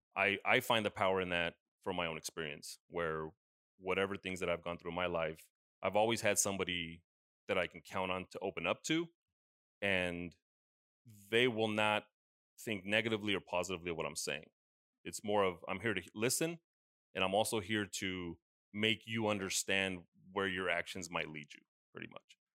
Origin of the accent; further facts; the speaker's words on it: United States; growing up in the States, it was always, yeah, we visited Mexico, we had family there